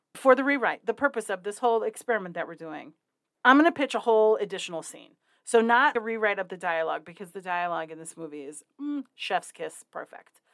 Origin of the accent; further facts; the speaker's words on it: Wyoming, United States; my home state, my very real home state of Wyoming.